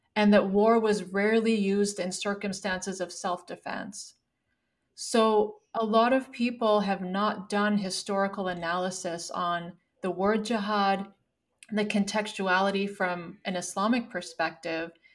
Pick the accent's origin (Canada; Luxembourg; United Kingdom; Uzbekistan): Canada; now in United States; I live in the United States right now. Yes, I'm Canadian.